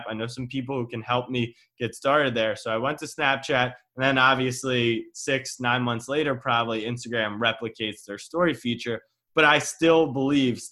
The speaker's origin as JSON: {"language": "English", "region": "Maryland", "country": "United States", "said": "I'm from Maryland"}